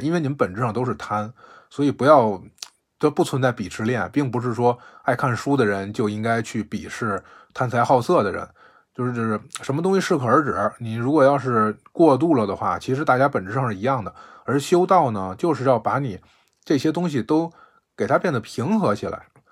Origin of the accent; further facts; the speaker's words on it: Beijing, China; 我是北京的